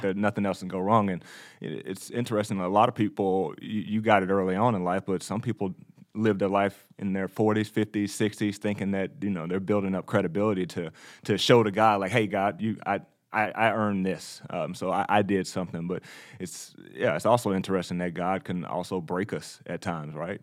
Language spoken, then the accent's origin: English; Texas, United States; also born or lived in New York; I was born in the Bible Belt